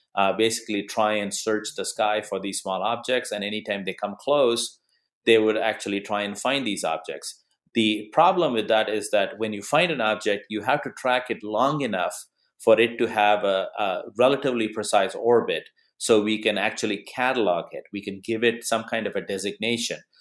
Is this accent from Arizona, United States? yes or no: yes; Arizona, United States; my home state of Arizona